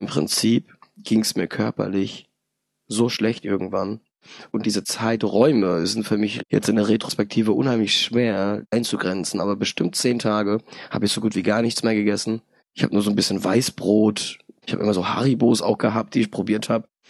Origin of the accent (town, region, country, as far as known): Darmstadt, Hesse, Germany; born or raised there; also born or lived in Poland